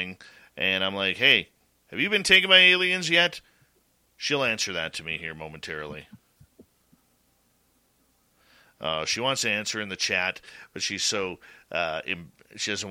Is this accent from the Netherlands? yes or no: no; Canada; I'm from Canada